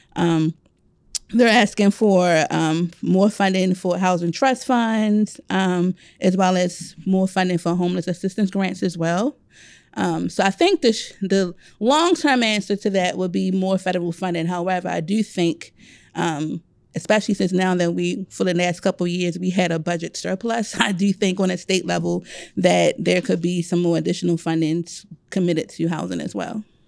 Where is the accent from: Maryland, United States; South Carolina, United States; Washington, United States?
Maryland, United States; Baltimore; moved away as an adult; now in Howard County, Maryland, United States; growing up in Baltimore City